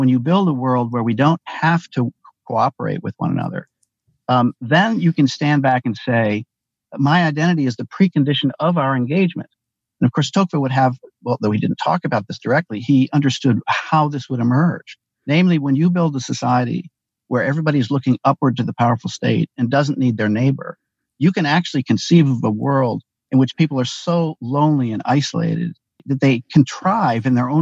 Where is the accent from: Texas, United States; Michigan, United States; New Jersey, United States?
Michigan, United States; Ann Arbor; I grew up in Ann Arbor, Michigan, a member of the old left.